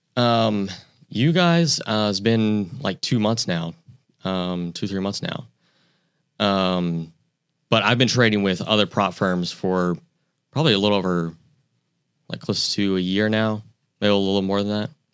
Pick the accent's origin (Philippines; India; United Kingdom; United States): United States; Pensacola, Florida; also born or lived in New York; I grew up in Pensacola